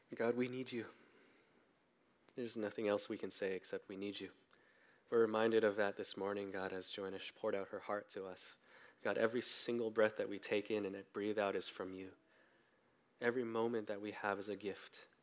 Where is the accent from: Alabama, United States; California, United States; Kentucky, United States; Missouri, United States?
California, United States; Bay Area; I grew up mostly in the Bay Area